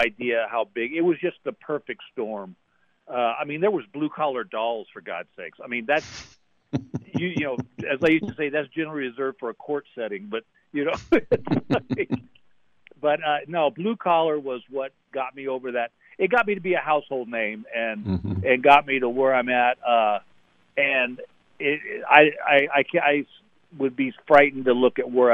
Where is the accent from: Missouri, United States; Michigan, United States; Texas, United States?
Texas, United States; moved away; I'm from Texas.